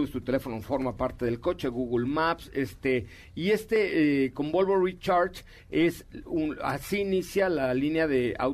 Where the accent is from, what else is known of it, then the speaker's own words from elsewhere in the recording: Mexico City, Mexico; born there; ah nací en la colonia Roma, pero